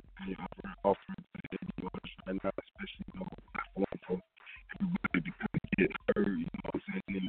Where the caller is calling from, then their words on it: Georgia, United States; I'm calling up from the Georgia.